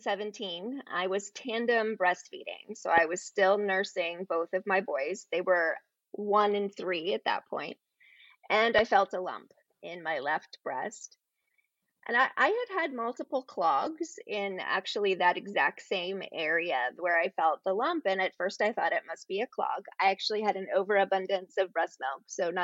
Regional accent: Ohio, United States; born there; also born or lived in Florida; So I was born in the Midwest. I was born up in Ohio and lived most of my life as a child with my dad as a pastor with a non-denominational group. So we moved around a great deal, but I graduated from high school and ended up in Florida.

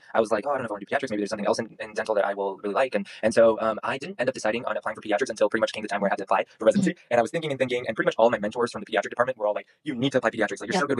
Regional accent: Houston, Texas, United States; also born or lived in Venezuela; So I definitely grew up around a lot of Venezuelans here in Houston.

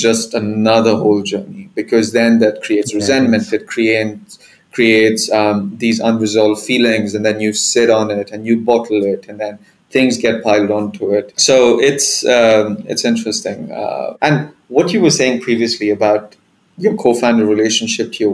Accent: Dubai, United Arab Emirates; I'm Indian, but, you know, born and raised in Dubai, and I still live here

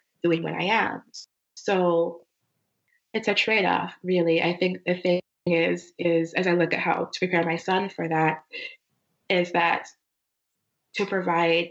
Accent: Arcadia, California, United States; also born or lived in Minnesota / New York / Uganda (family); when I was 8, we moved from Minnesota, which was a primarily white town. As you know, we moved to Arcadia, California

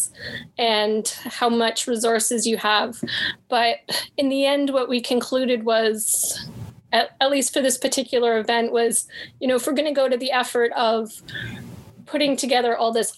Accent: Canada; I'm Canadian

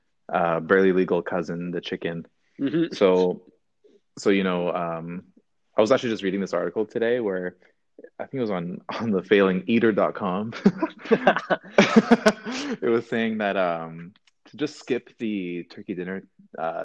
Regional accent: Canada; we are Canadian boys

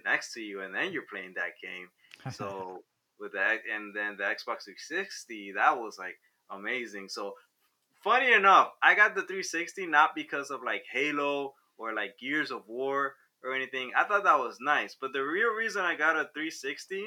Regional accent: Havana, Cuba; moved away; I was born in Cuba, Havana, Cuba

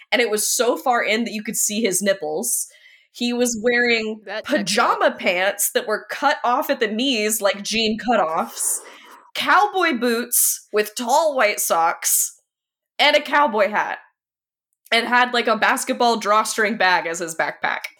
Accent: Oklahoma, United States; also raised in the South. I'm from Oklahoma

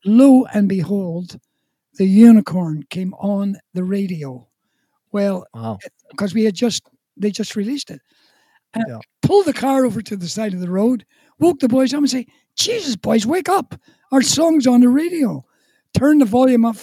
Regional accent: Ballymena, Northern Ireland, United Kingdom; also born or lived in Calgary / Prince Edward Island; now in Canada; we came from the town of Ballymena

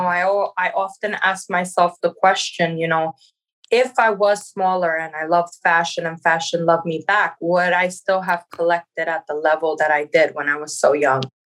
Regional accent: New York, United States; growing up in New York

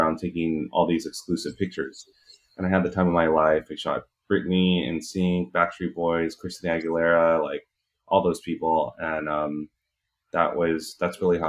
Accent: Hacienda Heights, California, United States; I grew up in Hacienda Heights

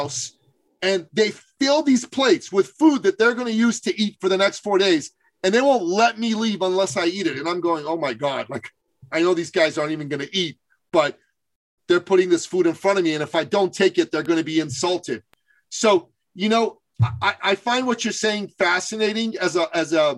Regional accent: Iran; now in Canada; I'm originally from Iran. I've lived in Canada

